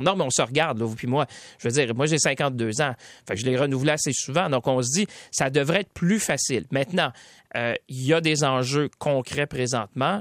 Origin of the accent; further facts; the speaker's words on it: Quebec, Canada; ici chez nous au Québec.